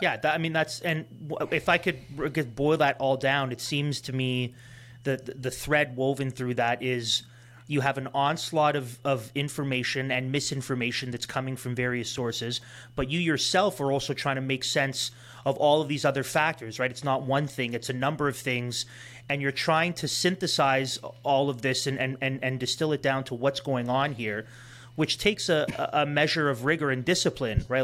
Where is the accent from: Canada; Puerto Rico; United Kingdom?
Canada; Toronto, Ontario; we grew up in Toronto